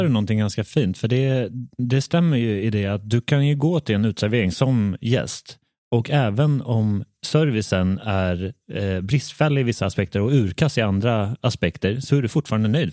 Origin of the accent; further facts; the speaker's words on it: Värmland, Sweden; jag är uppvuxen i, i Värmlands skogar